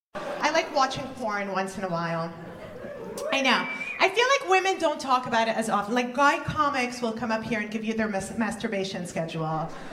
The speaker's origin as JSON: {"language": "English", "country": "Kuwait", "tie": "born or raised there", "also_born_or_lived": "Canada", "moved": "yes", "said": "I was born and raised in the Middle East"}